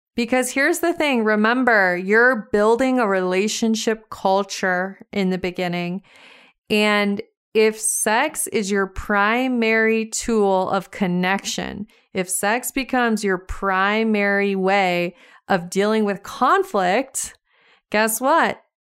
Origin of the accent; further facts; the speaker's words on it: Montana, United States; I was driving around my hometown, small town Montana